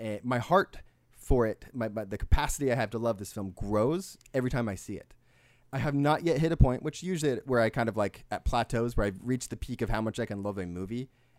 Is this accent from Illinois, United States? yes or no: no; Modesto, California, United States; I'm from Sacramento. I'm like, well, I'm Modesto, but sure. General Sacramento area, sure.